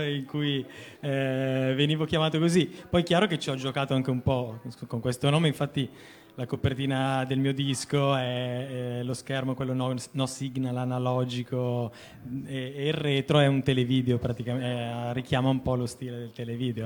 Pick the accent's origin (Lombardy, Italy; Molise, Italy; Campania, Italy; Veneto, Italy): Lombardy, Italy; Lodi; now in Milan, Italy; sono originario di Lodi, però insomma per eh, necessità vivo a Milano